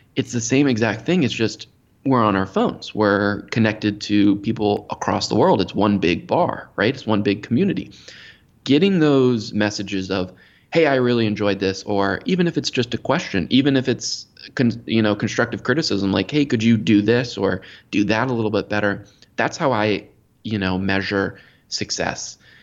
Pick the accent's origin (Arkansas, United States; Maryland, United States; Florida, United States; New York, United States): Maryland, United States; born and raised in Maryland, just outside of D C, the nation's capital.